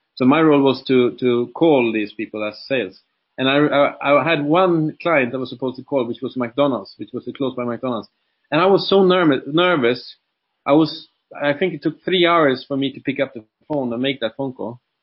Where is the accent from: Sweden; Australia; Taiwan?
Sweden; moved away as an adult; now in Dubai, United Arab Emirates; I'm uh, originally from Sweden, like I said, and been living in Dubai since 2007